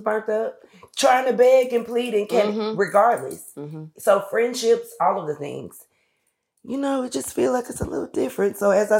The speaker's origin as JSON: {"language": "English", "region": "Florida", "country": "United States", "also_born_or_lived": "Atlanta, Georgia", "moved": "as an adult", "lives_now": "Los Angeles, United States", "said": "I am a Florida girl always, through and through."}